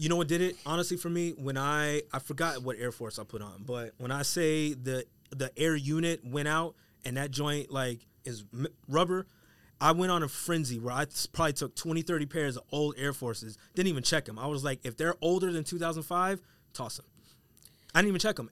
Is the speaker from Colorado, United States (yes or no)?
yes; Colorado, United States; I'm from Colorado